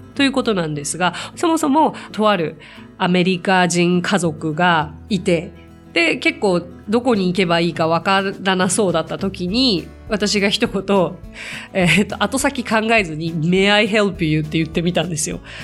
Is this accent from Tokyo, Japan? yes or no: yes; Tokyo, Japan; 私は東京生まれ東京育ち